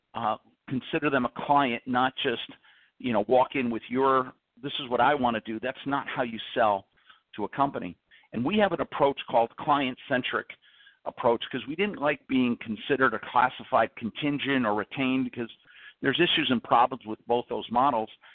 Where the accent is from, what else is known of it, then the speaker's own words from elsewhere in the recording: New Jersey, United States; I grew up on the East Coast in New Jersey